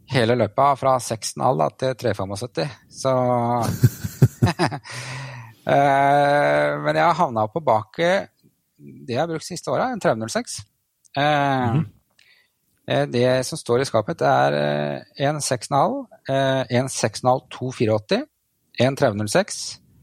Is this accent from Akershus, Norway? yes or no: yes; Bærum, Akershus, Norway; also born or lived in Trysil / Elverum / Hønefoss; now in Fredrikstad, Norway; Jeg kommer vel egentlig fra Bærum